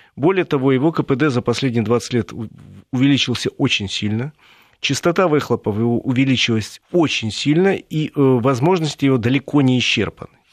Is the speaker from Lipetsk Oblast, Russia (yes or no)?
no; Moscow, Russia; Мы, москвичи